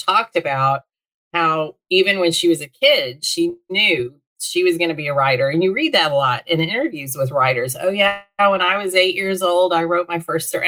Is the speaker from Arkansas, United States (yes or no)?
yes; Little Rock, Arkansas, United States; also born or lived in Texas; I was born in Northwest Arkansas, where I live now, and lived in Little Rock for my first 13 years